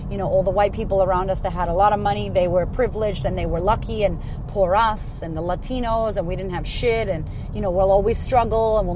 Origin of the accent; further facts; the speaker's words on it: Framingham, Massachusetts, United States; I grew up in Framingham, Massachusetts, which was ghetto